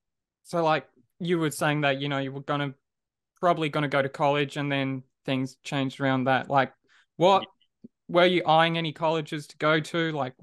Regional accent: Perth, Western Australia, Australia; now in Melbourne, Australia; Yeah, so I moved here, I want to say just beginning of 2016, but I'm from Perth.

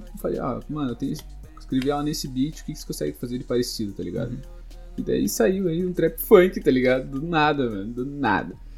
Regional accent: Curitiba, Paraná, Brazil; Sou daqui de Curitiba, moro no bairro Santa Felicidade

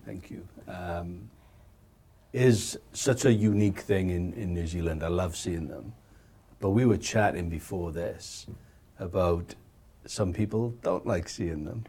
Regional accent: Wales, United Kingdom; being brought up in Wales

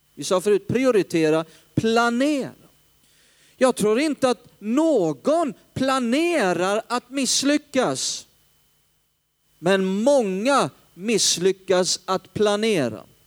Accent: Hällefors, Örebro County, Sweden; also born or lived in Stockholm; uppe i Hällefors där jag kommer ifrån

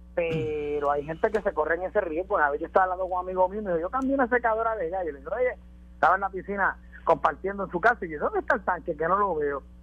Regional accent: Puerto Rico; en Puerto Rico siempre hemos sido una sociedad de ley y orden

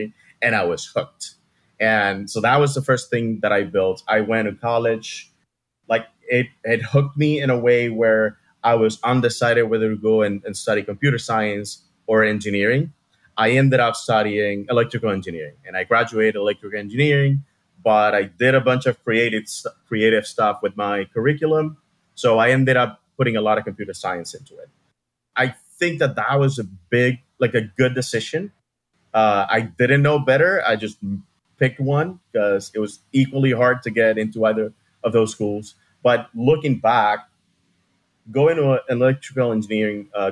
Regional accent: Havana, Cuba; moved away as an adult; now in Miami, United States; I was born and raised in Cuba, Havana, Cuba. And I moved to Miami when I was about to turn 26.

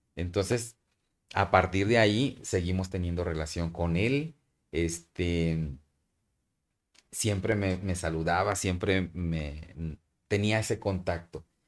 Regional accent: Mexico; moved away as an adult; also born or lived in Burkina Faso; nosotros como mexicanos, como cualquier mexicano que me puede estar escuchando ahorita

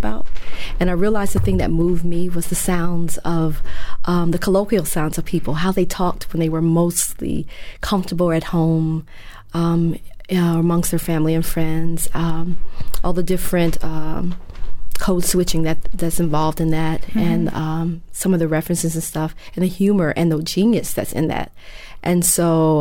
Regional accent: Memphis, Tennessee, United States; also born or lived in New York; I'm from Memphis. I was born and mostly raised here.

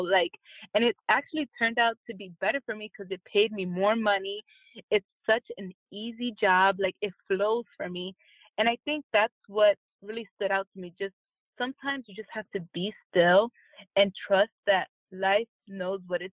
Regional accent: Jersey City, New Jersey, United States; moved away as an adult; also born or lived in Virginia; now in California, United States; the people that I grew up with in Jersey City

